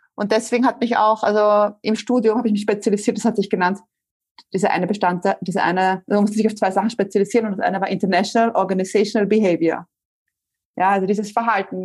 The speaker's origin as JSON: {"language": "German", "region": "Vienna", "country": "Austria", "also_born_or_lived": "Spain", "said": "Ich komme ursprünglich aus Wien"}